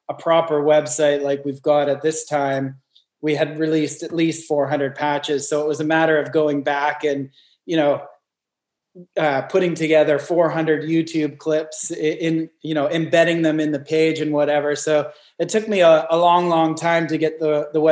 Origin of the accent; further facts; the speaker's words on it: Northern British Columbia, Canada; now in Newcastle, Australia; I grew up in Northern British Columbia, pretty far away from any major gigs.